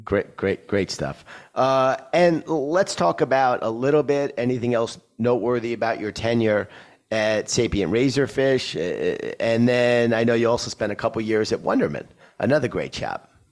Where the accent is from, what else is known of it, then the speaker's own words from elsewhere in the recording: New York, United States; my hometown of New York.